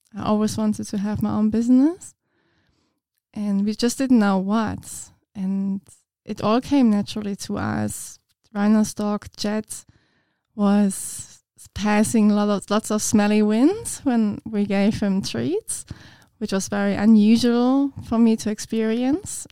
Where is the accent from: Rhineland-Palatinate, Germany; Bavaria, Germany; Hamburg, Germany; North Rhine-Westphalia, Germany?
Bavaria, Germany; Munich; English is a second language; moved away as an adult; now in Ipswich, Australia; I'm from Munich in Germany, which is like a bigger city